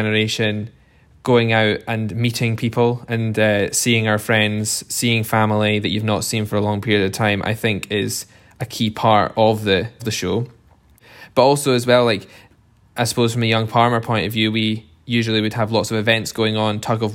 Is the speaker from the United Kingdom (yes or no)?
yes; East Lothian, Scotland, United Kingdom; I'm originally from East Lothian, from a family farm in East Lothian, just outside Edinburgh.